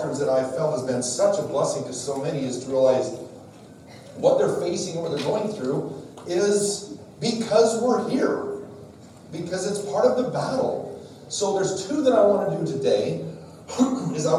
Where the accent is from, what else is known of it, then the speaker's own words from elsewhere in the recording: Wyoming, United States; I'm from Wyoming